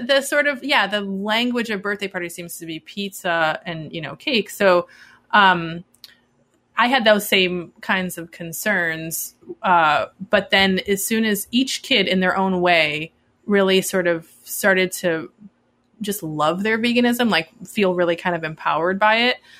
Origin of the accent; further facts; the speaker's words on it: Midwest, United States; I grew up in the Midwest